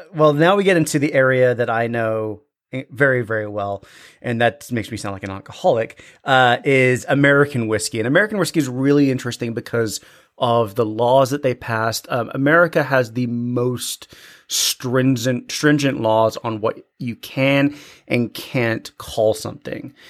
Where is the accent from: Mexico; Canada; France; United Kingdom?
United Kingdom; Scotland; as bonny sons of the thistle-covered highlands that we are, we are Scottish